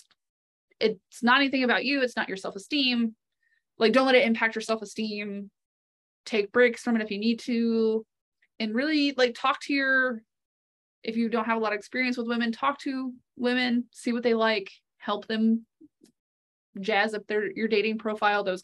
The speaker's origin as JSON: {"language": "English", "region": "the South", "country": "United States", "moved": "yes", "said": "I come from the South and I grew up in the church"}